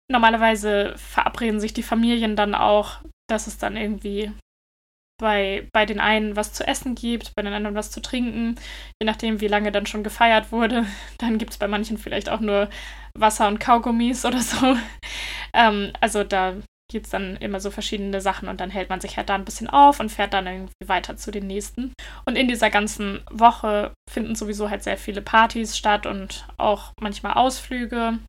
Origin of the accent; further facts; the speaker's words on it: Germany; now in Denmark; bei uns in Deutschland